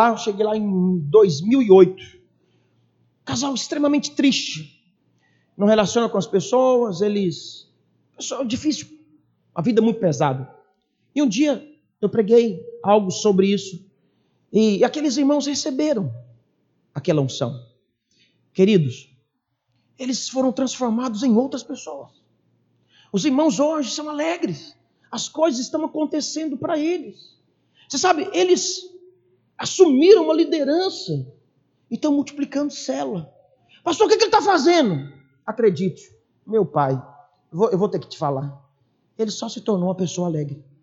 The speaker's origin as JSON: {"language": "Portuguese", "region": "Bahia", "country": "Brazil", "said": "bom, mas já, eu já sou baiano mesmo."}